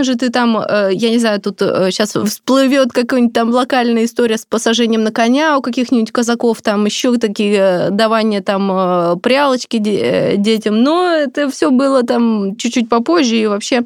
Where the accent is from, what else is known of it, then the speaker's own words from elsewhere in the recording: Siberia, Russia; я же сама из Сибири